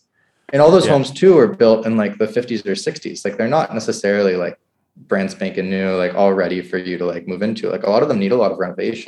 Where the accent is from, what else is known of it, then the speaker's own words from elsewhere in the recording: New Hampshire, United States; moved away as an adult; also born or lived in Pittsburgh / Bay Area; So I grew up in New Hampshire where housing was quite affordable and there are starter homes and things like that.